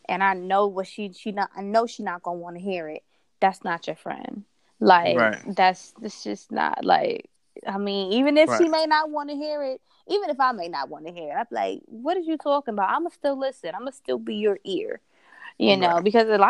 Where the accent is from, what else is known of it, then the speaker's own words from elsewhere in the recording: New York City, New York, United States; We're both from New York